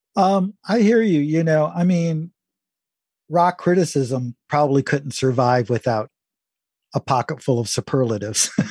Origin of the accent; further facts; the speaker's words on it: Detroit, Michigan, United States; I was born and raised in Detroit